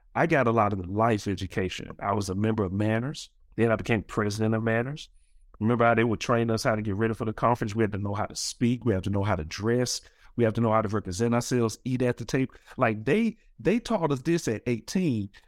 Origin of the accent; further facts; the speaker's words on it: Birmingham, Alabama, United States; I'm from Birmingham, Alabama